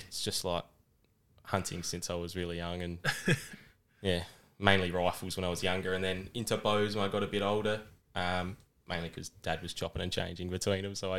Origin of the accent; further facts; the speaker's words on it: Adelaide, South Australia, Australia; I'm from Adelaide, SA. I'm from down near McLaren Vale.